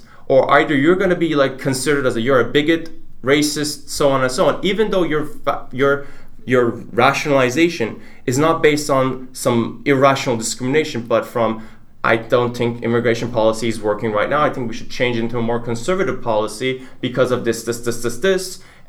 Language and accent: English; Turkey; English is a second language; now in United States; like I'm from Turkey, for example, and I had this discussion with my advisor